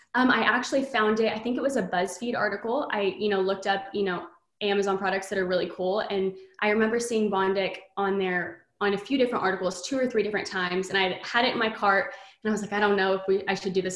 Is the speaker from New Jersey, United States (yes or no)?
no; Texas, United States; I'm from Texas, born and raised here